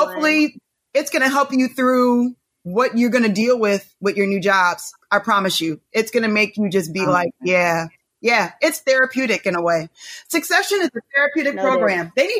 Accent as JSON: {"language": "English", "town": "Detroit", "region": "Michigan", "country": "United States", "tie": "born or raised there", "said": "I'm Black. I'm from Detroit, Michigan. born and raised."}